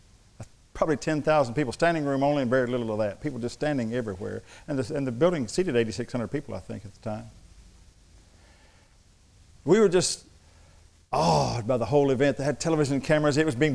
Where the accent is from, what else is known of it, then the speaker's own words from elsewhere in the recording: San Angelo, Texas, United States; I'm from West Texas." "Where are you from in West Texas, boy?" "Oh, San Angelo."